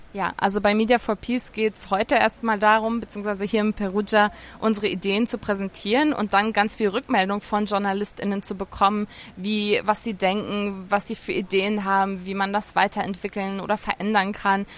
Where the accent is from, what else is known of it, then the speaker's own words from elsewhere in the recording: Germany; now in Lebanon; mich als Deutsche, die im Libanon lebt